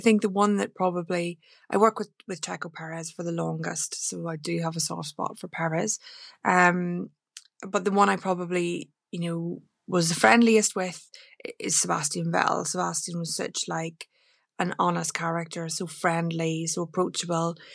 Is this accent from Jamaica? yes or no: no; Northern Ireland, United Kingdom; home was a very rural part of Romana in Northern Ireland